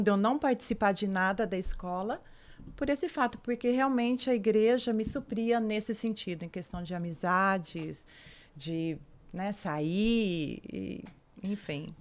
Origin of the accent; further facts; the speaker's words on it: São Paulo, Brazil; a minha infância mesmo foi em São Paulo.